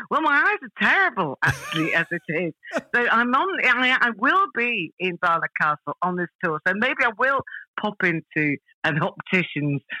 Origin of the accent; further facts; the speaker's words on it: Malaysia; born there; uh, yeah, I was born in Malaya. Uh, it was it was Malaya back then, but it's Malaysia now because um, my dad was in the army.